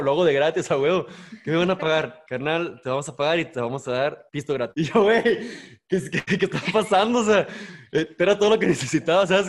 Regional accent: Ciudad Juárez, Chihuahua, Mexico; Soy de Juárez

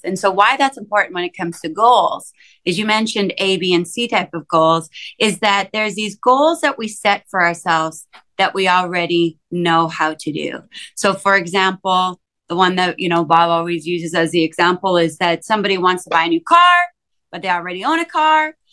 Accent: Saskatchewan, Canada; I grew up in small town Saskatchewan, a town of like 5,000 people

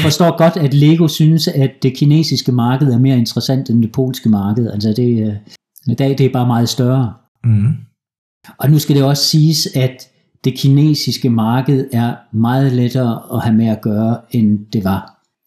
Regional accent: Denmark; moved away as an adult; also born or lived in Aalborg, Denmark; now in Poland; vi danskere

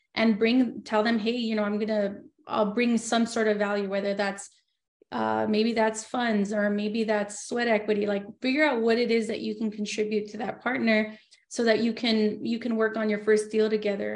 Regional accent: Los Angeles, California, United States; moved away as an adult; now in Yucca Valley, United States; I was born and raised in Los Angeles, but now I live in Yucca Valley

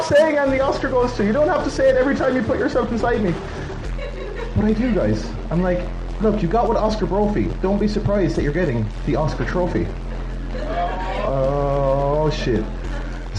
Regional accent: Ireland; now in Bratislava, Slovakia; I live in Bratislava. I'm from Ireland

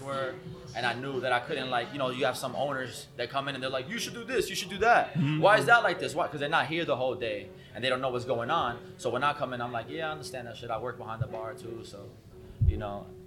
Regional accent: New York City, New York, United States; I was from the Bronx

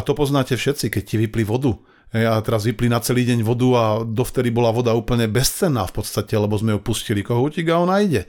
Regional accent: Banská Bystrica, Banská Bystrica Region, Slovakia; Ja som chlapec spod Urpína

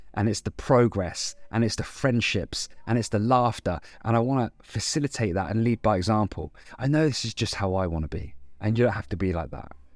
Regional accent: Andover, South East England, United Kingdom; my hometown of Andover in Hampshire

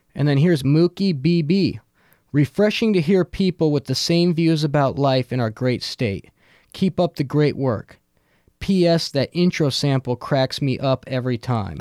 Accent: Fairbanks, Alaska, United States; I'm from Fairbanks and there's way more mosquitoes

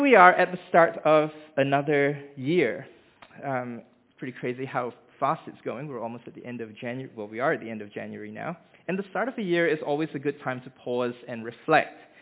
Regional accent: Malaysia; moved away as an adult; also born or lived in Hamilton, New Zealand; now in Dunedin, New Zealand; I was born in Hamilton, um, where our family lived for the first three years of my life before we moved back to Malaysia, and that's where I grew up

